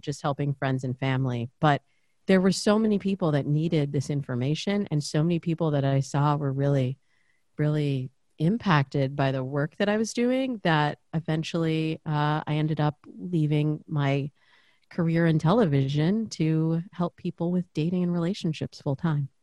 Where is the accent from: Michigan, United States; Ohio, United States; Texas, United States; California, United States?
Michigan, United States; Lansing; now in Los Angeles, United States; I grew up in this very, very kind of waspy suburb of, uh, of Lansing, which is, uh, the cap, capital, you know, the capital city.